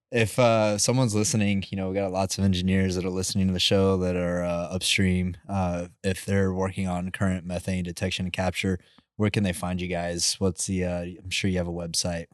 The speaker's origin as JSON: {"language": "English", "town": "Midland", "region": "Texas", "country": "United States", "tie": "born or raised there", "said": "growing up in the Midlands, like, you're driving down Lee's Roads"}